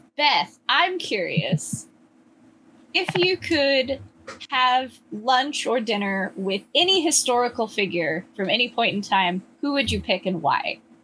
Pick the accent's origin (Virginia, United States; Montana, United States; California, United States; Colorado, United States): California, United States; now in Washington, United States; I grew up in California